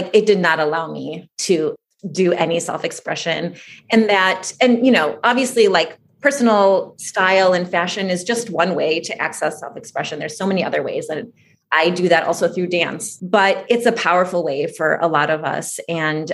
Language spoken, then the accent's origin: English; suburbs outside of Detroit, Michigan, United States; also born or lived in Moscow, Russia; I was born in Moscow, Russia. My family immigrated here when I was about 3 years old to suburbs outside of Detroit, Michigan